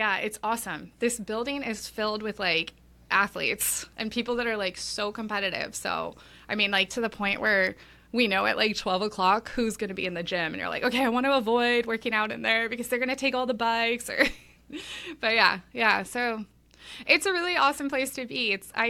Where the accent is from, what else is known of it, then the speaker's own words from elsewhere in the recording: Los Angeles, California, United States; So I grew up down in Los Angeles, big tennis boom in the 90s.